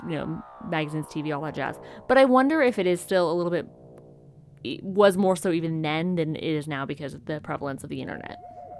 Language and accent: English; California, United States; Maybe it's the fact that we grew up in California